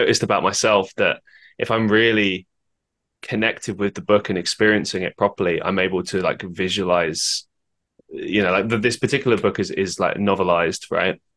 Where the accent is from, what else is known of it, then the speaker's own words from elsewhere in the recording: London, United Kingdom; I grew up in London